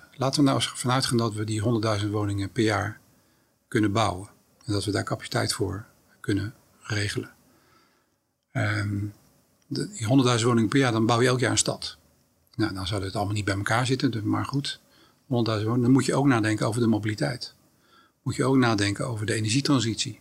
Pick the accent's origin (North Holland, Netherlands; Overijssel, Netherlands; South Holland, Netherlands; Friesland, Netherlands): South Holland, Netherlands; Rotterdam; also born or lived in The Hague; opgegroeid in Rotterdam-Zuid